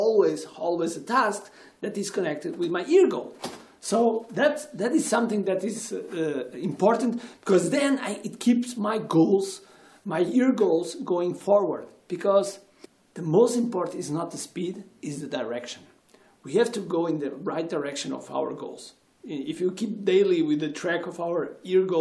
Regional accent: Portugal

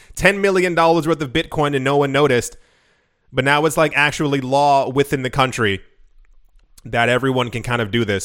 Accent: United States; I grew up in America

